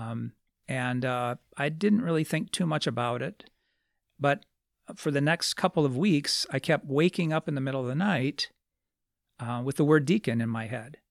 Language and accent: English; Lansing, Michigan, United States; I grew up in Lansing